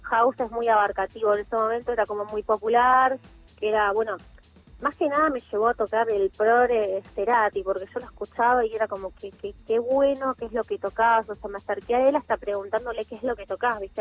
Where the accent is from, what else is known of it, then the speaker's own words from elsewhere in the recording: Mar del Plata, Buenos Aires Province, Argentina; yo soy de Mar de Plata, Inicié mi carrera hace 14 años, a los 17